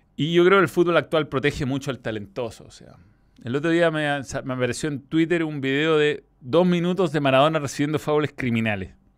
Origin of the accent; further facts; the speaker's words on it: Chile; como chilenos